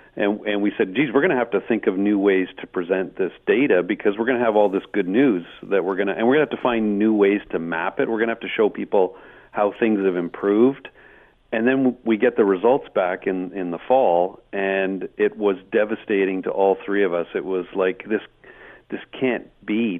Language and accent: English; Hamilton, Ontario, Canada; I was born in Hamilton.